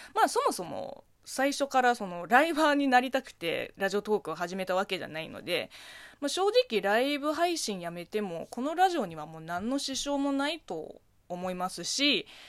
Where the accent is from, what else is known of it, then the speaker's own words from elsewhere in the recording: Zhejiang, China; Japanese is a second language; now in Japan; 中国生まれ、中国育ちの私